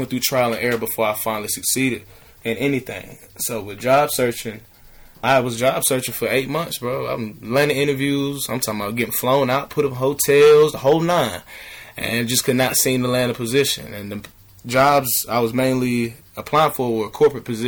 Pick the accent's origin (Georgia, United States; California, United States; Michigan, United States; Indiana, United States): Georgia, United States; Atlanta; I'm from Atlanta